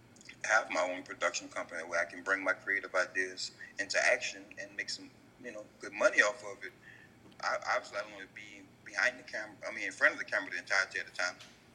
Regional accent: the South, United States; I'm from Southern Distinct, so it's like being Southern, you have a high level of humility.

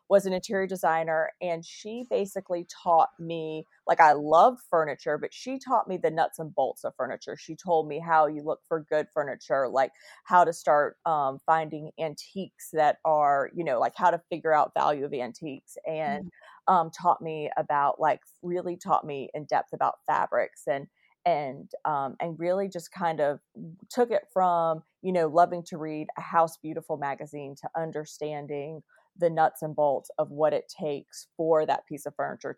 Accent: Winston-Salem, North Carolina, United States; my hometown, Dashing

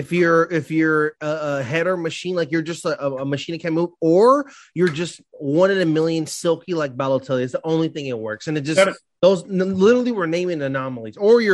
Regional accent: Leeds, Yorkshire and the Humber, United Kingdom; You know, your boy's from Leeds, as Dana knows. I'm from Leeds. That's my people's.

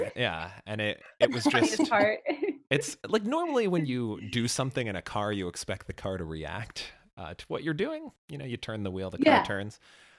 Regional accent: Chicago, Illinois, United States; moved away; I grew up in Chicago

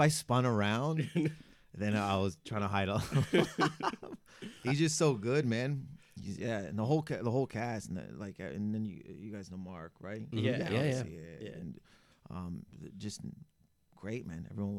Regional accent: Windsor, Ontario, Canada; now in Toronto, Canada; I grew up in Windsor, and we had a lot of American shows.

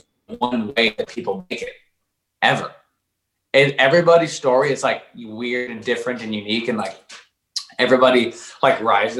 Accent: Oregon, United States; moved away as an adult; now in Los Angeles, United States; I grew up in Oregon and was there for 24 years until now. And I literally just moved

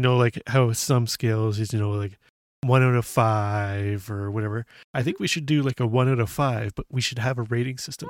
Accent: Canada; we're Canadian

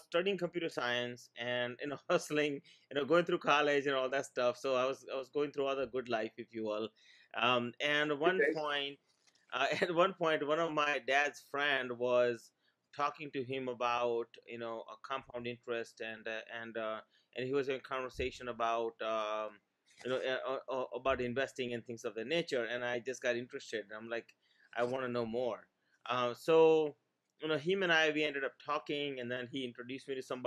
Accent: Maryland, United States; English is a second language; also born or lived in India; I came here from India in 1989 with $20 and no English, grew up here in Maryland.

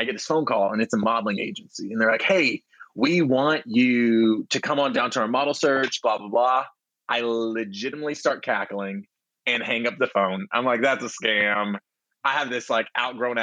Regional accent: Texas, United States; now in Los Angeles, United States; I'm from Texas, born and bred

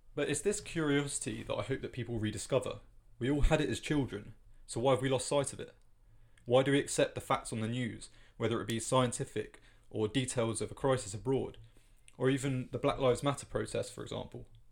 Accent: United Kingdom; as a Brit

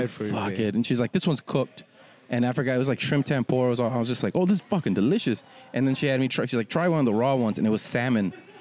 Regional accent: the Rio Grande Valley, Texas, United States; moved away; growing up in the Valley, I'm light-skinned

